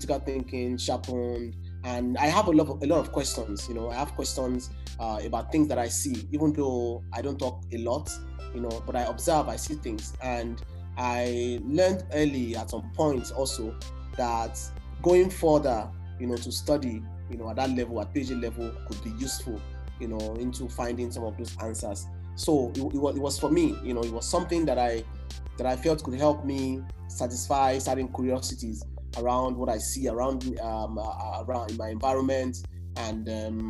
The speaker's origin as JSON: {"language": "English", "country": "Nigeria", "said": "as a Nigerian who is based here in Nigeria"}